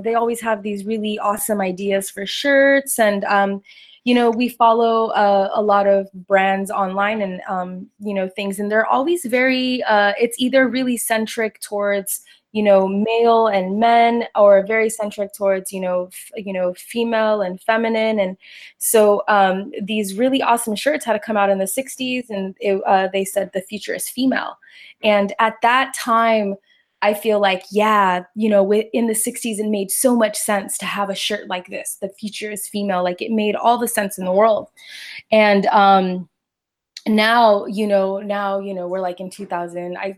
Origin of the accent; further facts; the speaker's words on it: Pasadena, California, United States; also born or lived in Los Angeles; I live in Los Angeles, born and raised. I'm from Pasadena